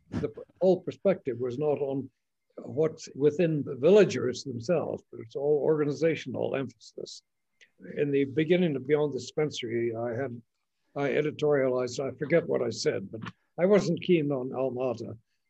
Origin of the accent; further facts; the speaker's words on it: Kenya; also born or lived in Tanzania; I grew up in Maasailand on